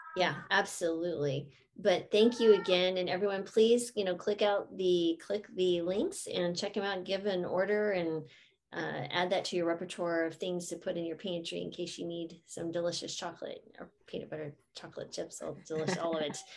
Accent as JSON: {"language": "English", "region": "New Mexico", "country": "United States", "tie": "born or raised there", "said": "I grew up in New Mexico."}